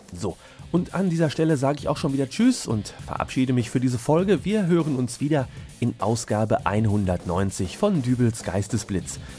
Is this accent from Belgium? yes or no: no; Hamm, North Rhine-Westphalia, Germany; meine Heimatstadt Hamm